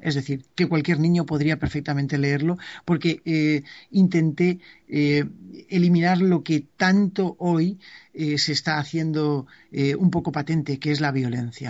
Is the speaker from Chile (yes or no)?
no; San Vicente del Raspeig, Valencian Community, Spain; mi pueblo, que era San Vicente del Raspet